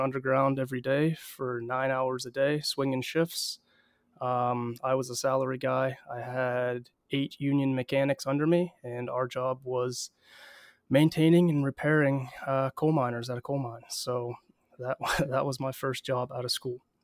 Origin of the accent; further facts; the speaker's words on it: Southwestern Pennsylvania, United States; I'm originally from Southwestern P A, which is where I currently live